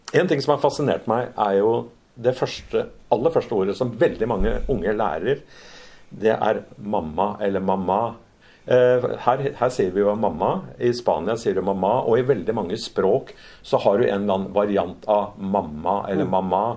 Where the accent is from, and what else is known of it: Lørenskog, Akershus, Norway; born or raised there; also born or lived in Fredrikstad / Oslo / Spain